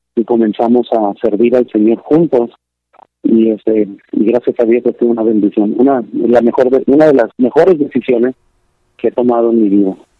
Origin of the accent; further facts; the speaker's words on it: Lancaster, California, United States; donde yo crecí en Lancaster, California